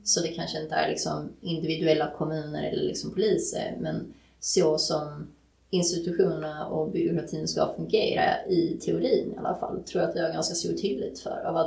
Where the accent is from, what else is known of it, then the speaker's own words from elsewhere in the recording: Sweden; född och uppväxt i Sverige